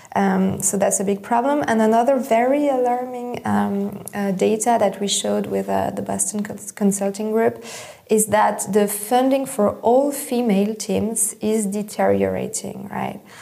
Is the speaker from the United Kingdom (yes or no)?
no; Switzerland; I grew up in Switzerland